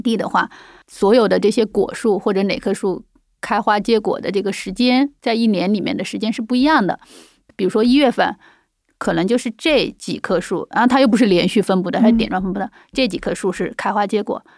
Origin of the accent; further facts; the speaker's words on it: China; also born or lived in Dali; now in Beijing, China; 我们中国人